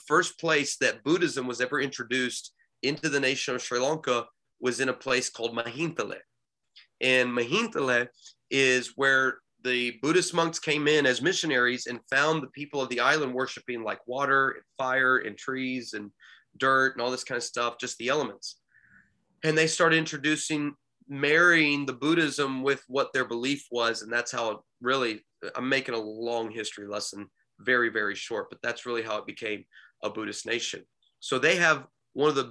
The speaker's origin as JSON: {"language": "English", "country": "United States", "moved": "as an adult", "said": "I'm from America"}